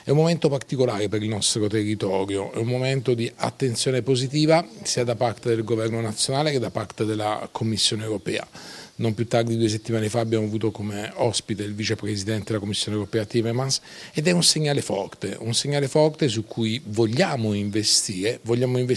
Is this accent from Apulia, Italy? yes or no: yes; Taranto, Apulia, Italy; per me un sogno era fare un evento nella mia città, perché anche se sono tarantina ho iniziato a lavorare a Milano, Monte Carlo, Firenze e a Taranto purtroppo ancora no